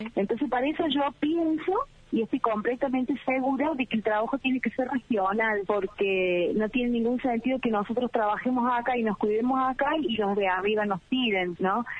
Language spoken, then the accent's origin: Spanish; Argentina; nos divide a los argentinos